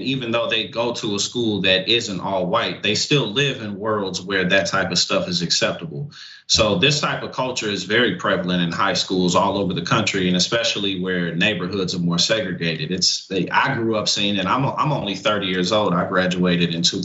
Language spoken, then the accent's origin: English; St. Louis, Missouri, United States; also born or lived in New Jersey / New York area; now in New Jersey, United States; I live in Jersey, New York area now, but I grew up in St. Louis